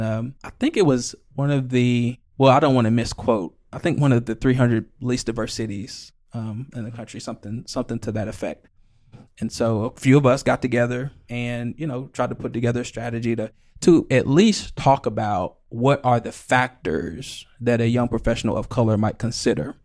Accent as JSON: {"language": "English", "region": "the South", "country": "United States", "tie": "born or raised there", "lives_now": "Lexington, United States", "said": "growing up in the South"}